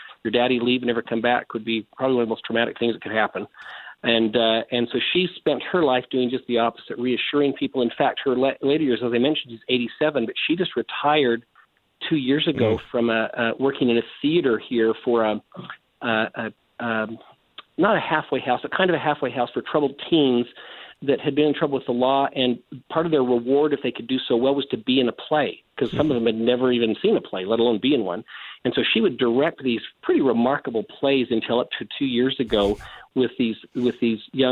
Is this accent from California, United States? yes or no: no; Salt Lake City, Utah, United States; I was born right here where I still live. I was born in Salt Lake City, Utah